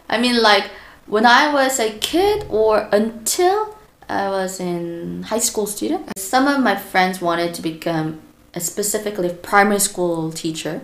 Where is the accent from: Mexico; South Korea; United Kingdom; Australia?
South Korea; I'm from South Korea